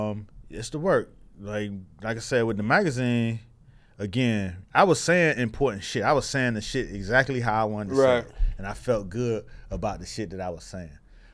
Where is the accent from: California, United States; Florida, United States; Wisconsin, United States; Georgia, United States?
Florida, United States; Miami; I'm from Miami. I know Miami audiences.